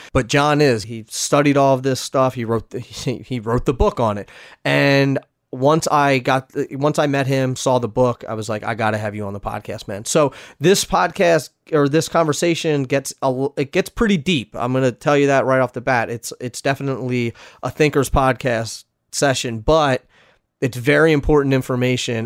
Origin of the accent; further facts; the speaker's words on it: Philadelphia, Pennsylvania, United States; my hometown in Philly